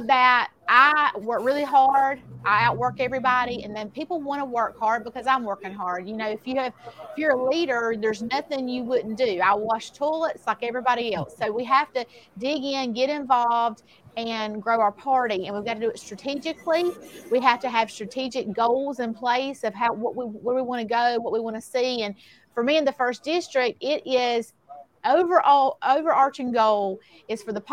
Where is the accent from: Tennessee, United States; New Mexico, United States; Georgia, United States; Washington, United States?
Georgia, United States; Baxley; I was born in Baxley. I've lived here all of my life, aside from when I was in college.